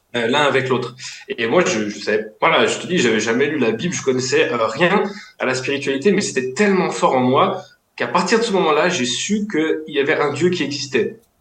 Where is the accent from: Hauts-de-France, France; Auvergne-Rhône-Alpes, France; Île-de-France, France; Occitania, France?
Auvergne-Rhône-Alpes, France; Lyon; je viens de Lyon